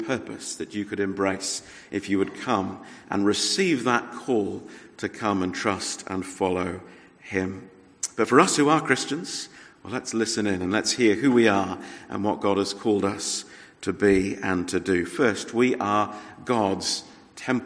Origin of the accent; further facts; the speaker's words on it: Australia; moved away; as an Australian